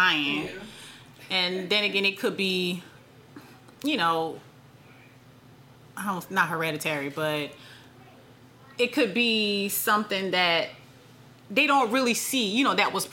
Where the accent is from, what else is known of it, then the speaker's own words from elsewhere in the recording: South Carolina, United States; I'm from South Carolina